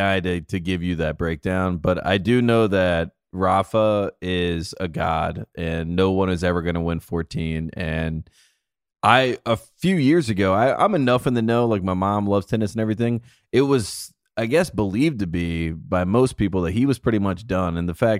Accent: United States; as an American

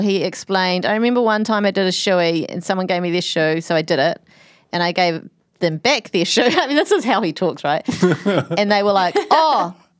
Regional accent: New Zealand; It's a very close to, I'm a New Zealander.

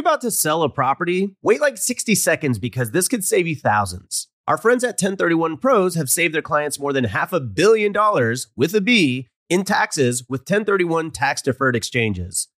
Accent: Houston, Texas, United States; moved away as an adult; I grew up in Houston from, like, zero to eighteen

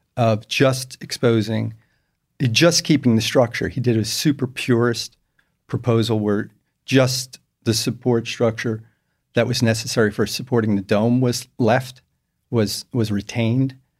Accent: New York, United States; moved away as an adult; now in Houston, United States; I grew up in New York

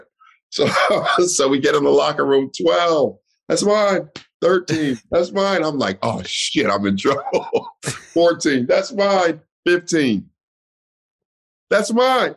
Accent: Denver, Colorado, United States; moved away as an adult; now in New York City, United States; I'm from the Five Points

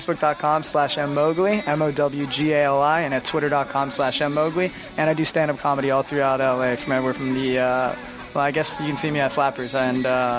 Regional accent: Florida, United States; moved away; Daniel Tosh is from the same area I grew up in Florida.

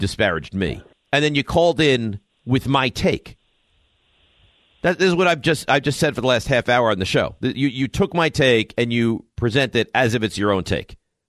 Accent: Long Island, New York, United States; moved away; I'm born and raised on Long Island. I lived on Long Island for 20 plus years.

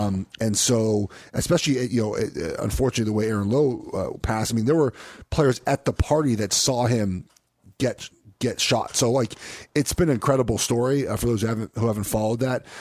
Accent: Los Angeles, California, United States; moved away; I'm from Southern California, from Los Angeles

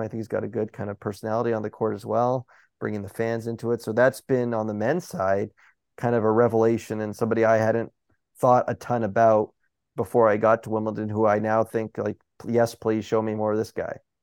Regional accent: Toronto, Ontario, Canada; in, in my hometown

